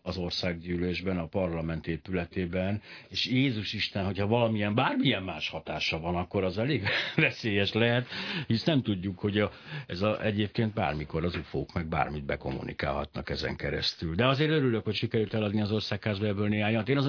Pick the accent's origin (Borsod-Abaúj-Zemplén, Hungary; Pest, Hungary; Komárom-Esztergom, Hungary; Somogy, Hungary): Borsod-Abaúj-Zemplén, Hungary; Miskolc; ugye Miskolci vagyok, csak szeretném hozzátenni. Miskolcon nagy csodák történnek